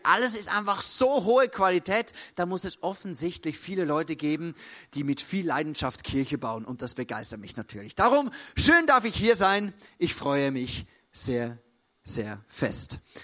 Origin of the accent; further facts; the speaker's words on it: Switzerland; Bei uns in der Schweiz